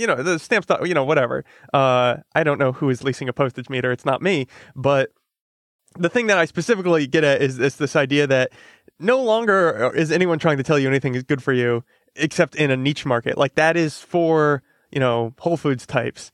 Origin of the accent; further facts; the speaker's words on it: Connecticut, United States; I'm from Connecticut